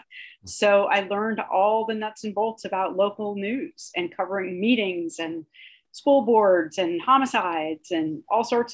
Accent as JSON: {"language": "English", "region": "California", "country": "United States", "tie": "born or raised there", "said": "I grew up in California"}